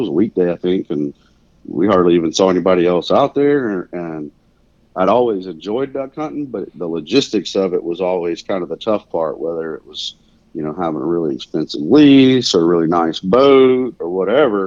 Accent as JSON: {"language": "English", "region": "Mississippi", "country": "United States", "tie": "born or raised there", "also_born_or_lived": "Louisiana / Hawaii / Kansas", "moved": "as an adult", "lives_now": "Wichita, United States", "said": "Originally I was from Mississippi, grew up there, deer hunting, turkey hunting, a little bit of waterfowling, but not a lot."}